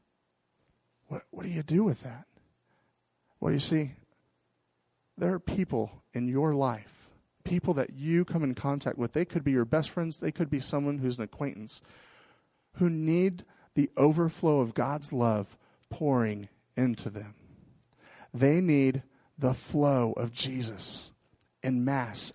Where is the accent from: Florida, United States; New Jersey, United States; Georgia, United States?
Florida, United States; Miami; moved away; where I grew up in Miami, Florida